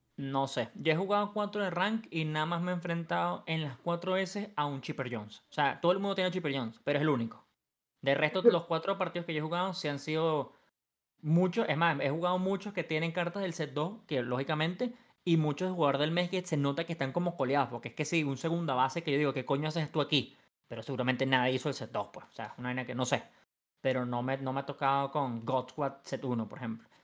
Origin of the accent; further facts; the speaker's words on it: Venezuela; moved away as an adult; now in Mexico; Pero en Venezuela sí yo lo hacía. Yo lo dejé de hacer hasta que me mudé fuera de Venezuela